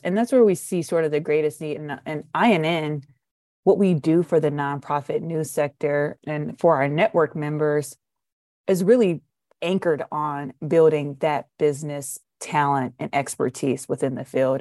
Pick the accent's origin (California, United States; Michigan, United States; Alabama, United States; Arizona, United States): Michigan, United States; Detroit; I'm from Detroit